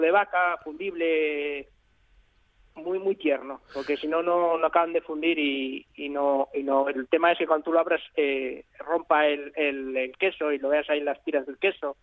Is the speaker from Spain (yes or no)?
yes; León, Castile and León, Spain; de mi tierra que es de, León